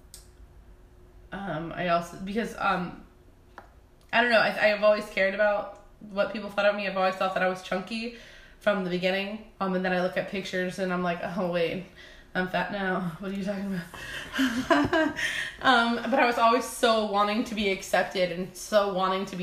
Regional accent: California, United States; we're all originally from California.

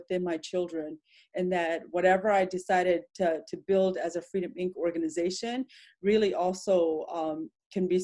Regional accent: Madison, Wisconsin, United States; also born or lived in Laos / Thailand / Philadelphia; as a refugee kid growing up in Madison

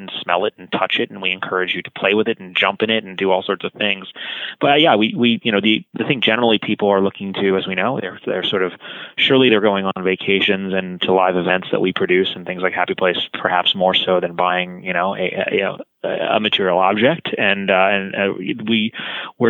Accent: Los Angeles, California, United States; my hometown in Los Angeles

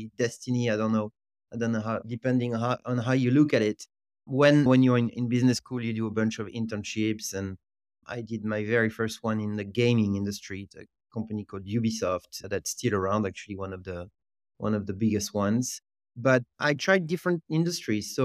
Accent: Lille, Hauts-de-France, France; English is a second language; moved away as an adult; now in New York, United States; I was born in Lille, and it's the fourth or fifth largest city in France, but let's consider it a relatively small town, and actually grew up there and went to all the way to business school there

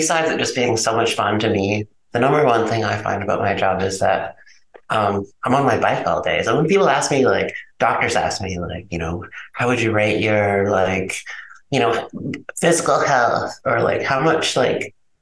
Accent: Chicago, Illinois, United States; I'm a Chicagoan

